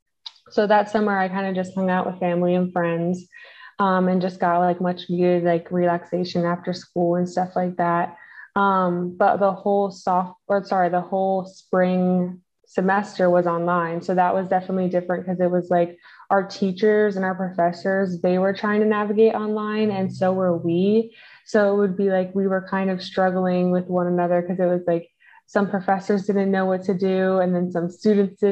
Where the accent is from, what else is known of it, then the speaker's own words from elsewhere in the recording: Maryland, United States; I was living in the dorms because I'm from Maryland